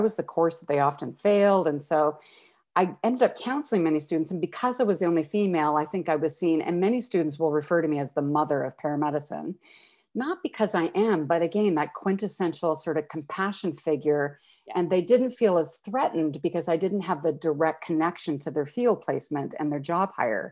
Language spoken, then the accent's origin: English; Calgary, Alberta, Canada; moved away as an adult; now in Toronto, Canada; Born and raised in Calgary